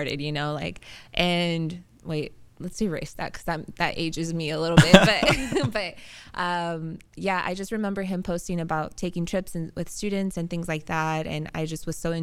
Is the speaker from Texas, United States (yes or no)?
no; Oklahoma, United States; now in San Diego, United States; So I grew up in Oklahoma and born and raised there